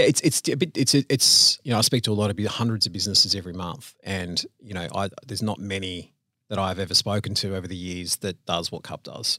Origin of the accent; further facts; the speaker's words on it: Sydney, New South Wales, Australia; moved away as an adult; now in Melbourne, Australia; So, uh, I grew up in Sydney, born and raised in Sydney